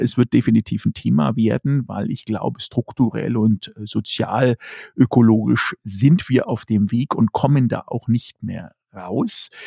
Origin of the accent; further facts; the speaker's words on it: Germany; wir in Deutschland und in dem Fall auch natürlich als Deutsche